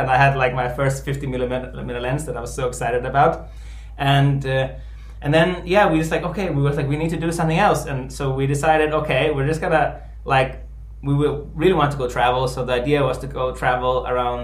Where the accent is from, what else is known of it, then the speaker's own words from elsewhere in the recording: Denmark; moved away as an adult; I'm an Icelander, but I was born and raised in Denmark. So both my parents are Icelandic, and I was born in Denmark, and I grew up there and lived there until I was 27.